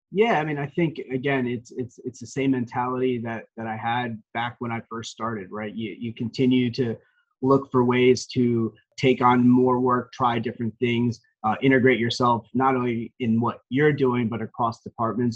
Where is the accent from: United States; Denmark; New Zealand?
United States; Parsippany, New Jersey; also born or lived in Montville, New Jersey; born and raised in Parsippany, New Jersey, which is basically a, a town in Morris County.